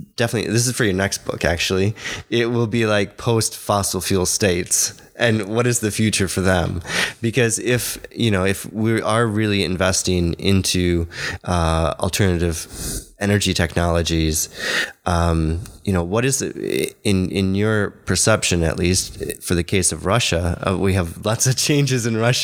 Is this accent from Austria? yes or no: no; Hungary; accent: Hungarian; My Hungarian accent.